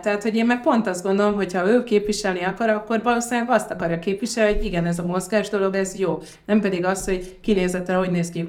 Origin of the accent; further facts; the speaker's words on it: Hungary; also born or lived in Ghana; gánai magyarként itt vagyok